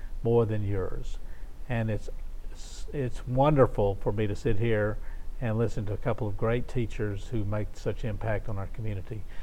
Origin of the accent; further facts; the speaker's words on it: Shreveport, Louisiana, United States; I'm from North Shreveport, originally from North Shreveport